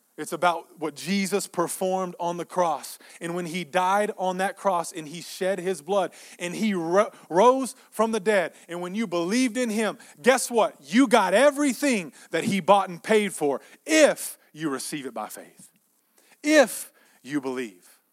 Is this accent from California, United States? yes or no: no; Texas, United States; we grew up in Texas